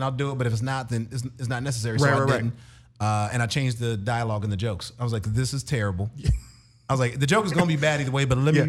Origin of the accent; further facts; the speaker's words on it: Atlanta, Georgia, United States; I'm from Atlanta.